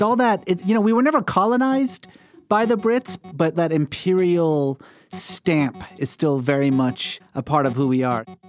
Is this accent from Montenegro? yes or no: no; Iran; moved away; growing up in Iran, we were, like most Iranians, culturally religious